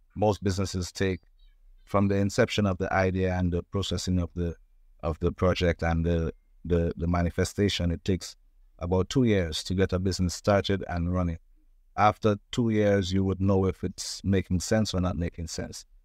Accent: Trinidad & Tobago; I was born in Trinidad and Tobago

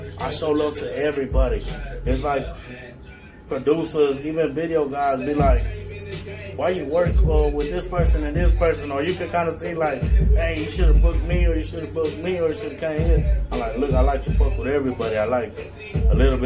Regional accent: Houston, Texas, United States; I'm from Spring Branch

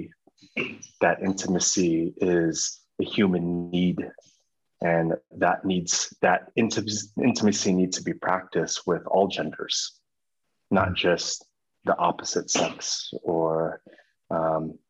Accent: United States; I come from America

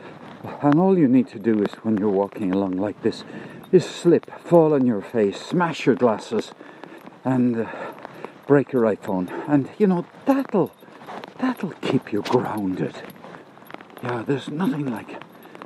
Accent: Cork, Munster, Ireland; Irish in Cork

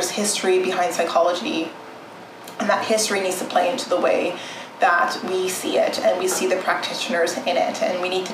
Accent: Southern Ontario, Canada; also born or lived in Edmonton, Alberta / Toronto / France; I was born in Edmonton, Alberta, and my parents migrated to Southern Ontario, where I spent the majority of my life. I grew up in small towns before moving to Toronto

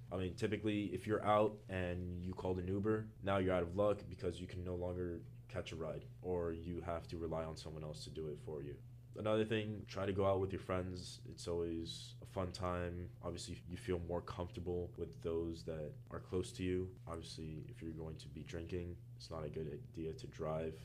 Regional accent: Miami, Florida, United States; moved away as an adult; now in New York, United States; I am from Miami, Florida

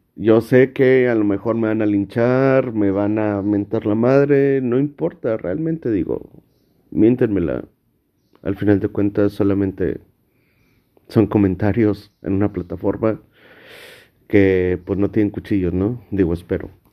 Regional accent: Monterrey, Nuevo León, Mexico; yo soy de Monterrey, Nuevo León

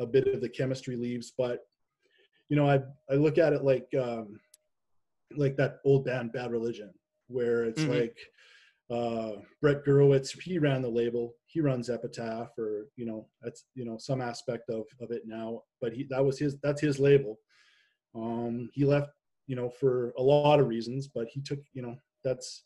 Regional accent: Canada; also born or lived in Nashville, United States; I'm Canadian

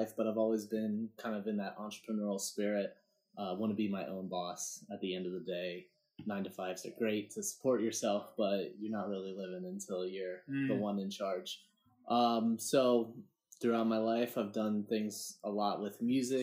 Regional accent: Harrisburg area, Central Pennsylvania, United States; I'm here from Central Pennsylvania. Harrisburg area, a little more backwoods than

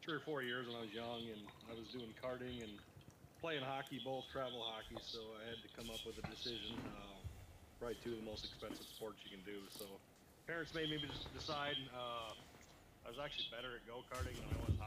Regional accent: Rockford, Illinois, United States; I'm right outside of Rockford in Illinois, right up on about an hour west of Chicago, right on the Illinois-Wisconsin border

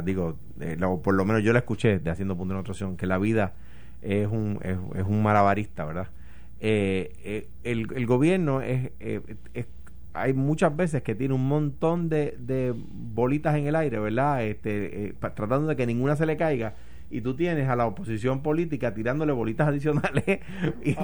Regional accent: Coamo, Puerto Rico; en Cuamo, de donde yo soy

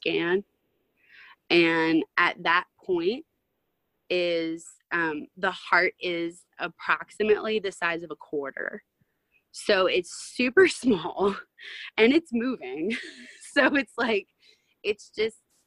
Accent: Louisiana, United States; I'm from Louisiana

